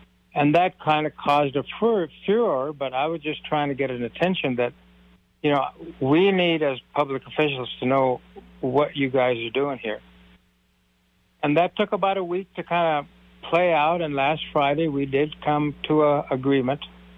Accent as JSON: {"language": "English", "country": "India", "said": "Well, you know, I'm from India, so I'm also a family physician, but I also own a couple of hotels."}